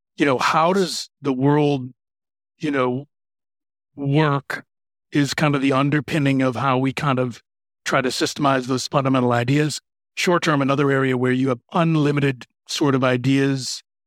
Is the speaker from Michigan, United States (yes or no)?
yes; Michigan, United States; moved away as an adult; also born or lived in Philadelphia; now in Chicago, United States; I grew up in Michigan in the Midwest here in the U S